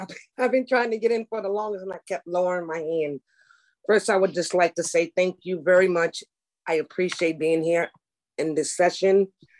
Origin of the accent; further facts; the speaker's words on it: New York City, New York, United States; moved away as an adult; now in Pennsylvania, United States; So I am from New York City. I work for the Board of Education, and my last job before I moved to Pennsylvania